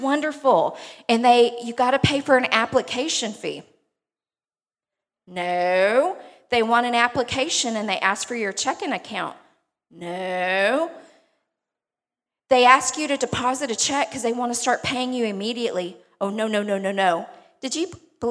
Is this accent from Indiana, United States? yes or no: no; Beaumont, Texas, United States; accent: twang; I'm originally from Beaumont, if you can't tell from my twang